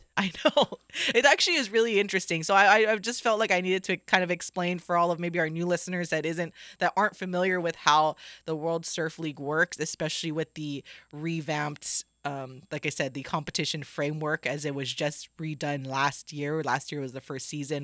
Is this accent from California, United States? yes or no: no; Hawaii, United States; I'm from Hawaii. I do love to surf and I love, or I did love to surf. I used to go all the time